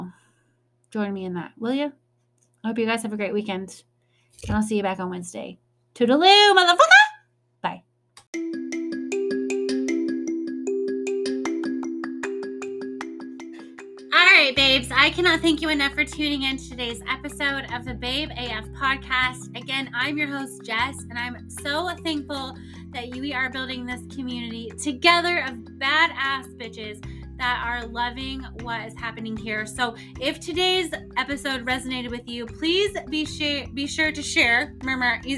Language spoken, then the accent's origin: English; North Midwest, United States; I'm from the North Midwest